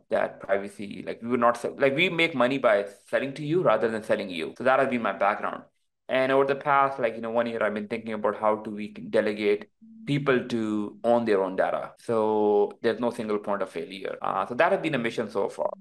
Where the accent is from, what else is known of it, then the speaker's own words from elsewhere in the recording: Pakistan; now in United States; my background is like I came from Pakistan